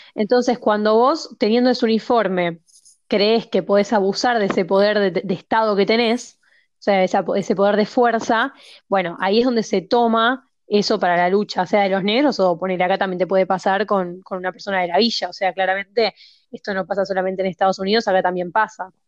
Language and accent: Spanish; Argentina